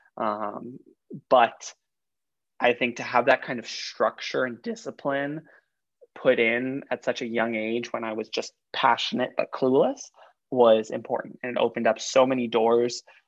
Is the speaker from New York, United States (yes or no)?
yes; New York City, New York, United States; also born or lived in Long Island; I grew up in Queens up until high school